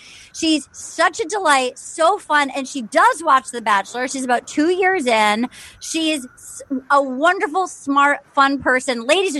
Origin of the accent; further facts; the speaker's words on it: Little Compton, Rhode Island, United States; when Debbie Ryan came to my hometown of Little Compton, Rhode Island, which you can read all about in my upcoming memoir.